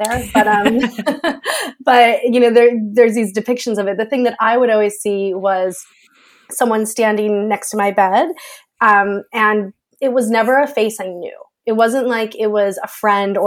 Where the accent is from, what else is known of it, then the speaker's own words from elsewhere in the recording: United States; moved away as an adult; also born or lived in Florida; now in United Kingdom; I live in the UK now, but I am American.